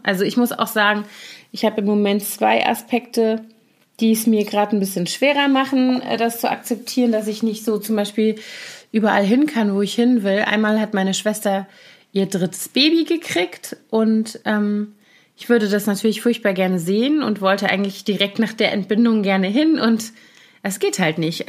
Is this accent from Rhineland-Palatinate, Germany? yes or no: yes; Koblenz, Rhineland-Palatinate, Germany; moved away; in meiner Heimatstadt Koblenz